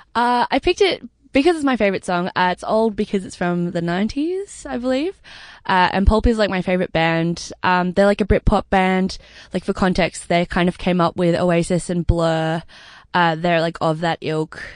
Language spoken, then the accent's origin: English; Sydney, New South Wales, Australia; I grew up, uh, in Crow's Nest in the North Shore of Sydney.